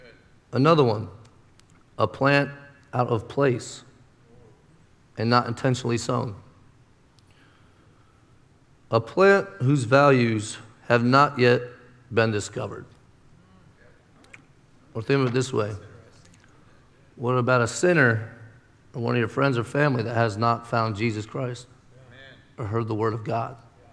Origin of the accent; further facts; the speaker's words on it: Pennsylvania, United States; moved away; I came from Pennsylvania, where, okay, give it up. You don't have to be ashamed of Pennsylvania.